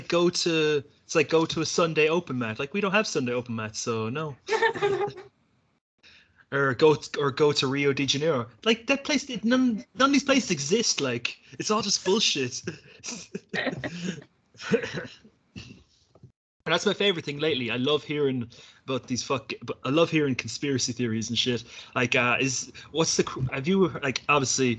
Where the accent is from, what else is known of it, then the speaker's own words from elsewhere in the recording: Ireland; when we were growing up in Ireland